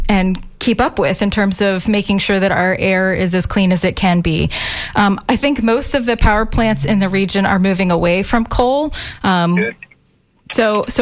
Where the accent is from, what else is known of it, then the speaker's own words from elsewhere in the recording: Pinellas County, Florida, United States; I'm a Pinellas County girl, born and raised. I grew up on St. Joseph Sound in the Gulf of Mexico